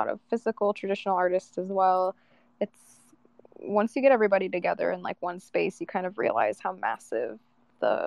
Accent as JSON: {"language": "English", "region": "upstate New York", "country": "United States", "tie": "born or raised there", "also_born_or_lived": "Los Angeles / Arizona", "moved": "yes", "said": "I left my hometown in New York because I felt that I wasn't able to grow creatively"}